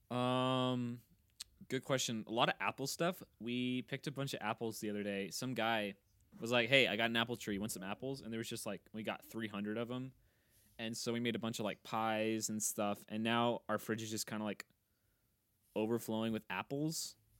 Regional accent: Kansas, United States; now in LeRoy, United States; I am f, originally from Kansas, but I live in Leroy, Minnesota

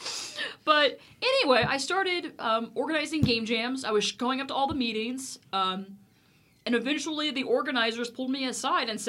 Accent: Missouri, United States; moved away as an adult; also born or lived in Texas; now in Dallas, United States; I was born in Texas, and I came back to the motherland, so to speak. So I had spent most of 25 years of my life up in Missouri

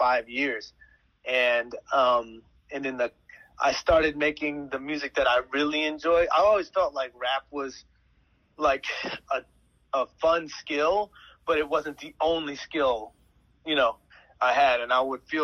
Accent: Chicago, Illinois, United States; I'm from Chicago

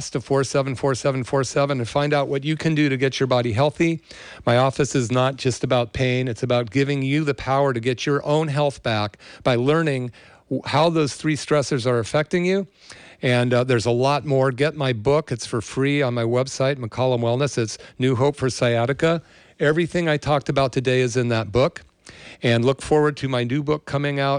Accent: Berkeley, California, United States; now in Santa Cruz, United States; I grew up in the Berkeley area during the People's Park era

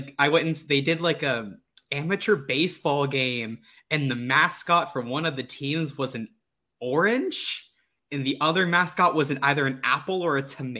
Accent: Texas, United States; moved away as an adult; now in Florida, United States; I'm in Florida now. I go to the University of Florida, but I'm originally from Texas.

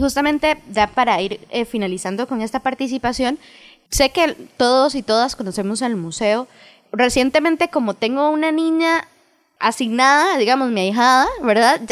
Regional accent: Cartago, Costa Rica; Nosotras somos de Cartago.

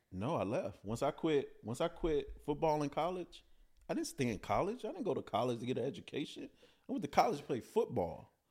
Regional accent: Chicago, Illinois, United States; growing up in Chicago, I was born in the Cabrini Greenhousing Projects

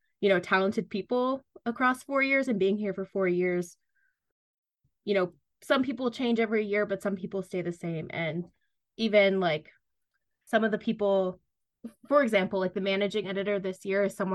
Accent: Rockwood, Pennsylvania, United States; now in Pittsburgh, United States; I'm from Rockwood, Pennsylvania

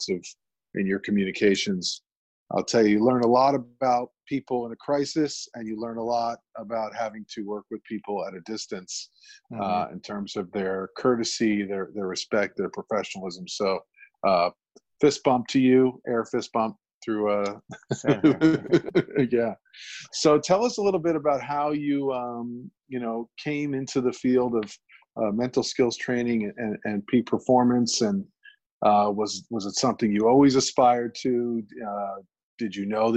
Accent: New York, United States; my hometown of New York

